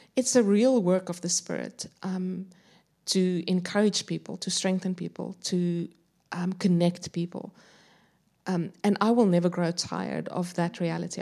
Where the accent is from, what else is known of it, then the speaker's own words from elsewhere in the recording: South Africa; moved away as an adult; now in Adelaide, Australia; I grew up in South Africa, moved to Australia around ten years ago. I'm now living in Adelaide